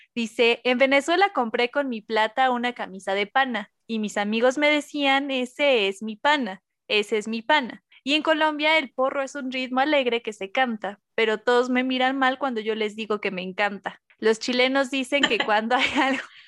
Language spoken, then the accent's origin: Spanish; central Mexico, Mexico; accent: central Mexican; que si no son del centro de México, seguramente les va a parecer que tenemos un acento particular